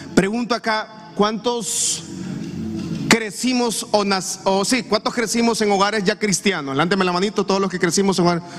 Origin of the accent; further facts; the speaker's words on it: Honduras; nosotros como cultura hondureña, como latinos que somos